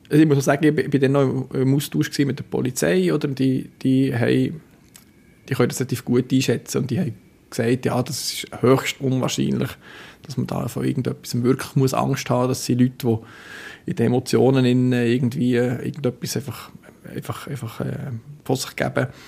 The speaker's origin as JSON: {"language": "German", "region": "Bern", "country": "Switzerland", "said": "ich bin nicht als Berner auf dem Platz"}